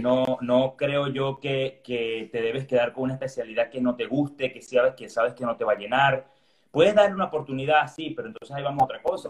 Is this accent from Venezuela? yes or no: yes; Venezuela; moved away as an adult; now in Seville, Spain; soy venezolano